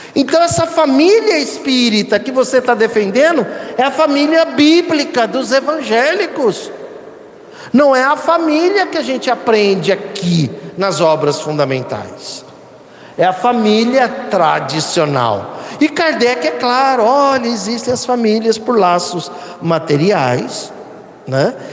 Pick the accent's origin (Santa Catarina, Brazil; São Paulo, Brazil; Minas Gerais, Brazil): São Paulo, Brazil; aqui do, do, do nosso estado, São Paulo.